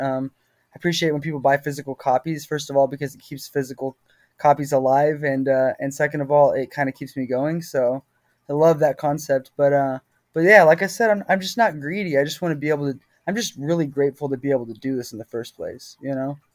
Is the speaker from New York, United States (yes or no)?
no; Texas, United States; I'm from Texas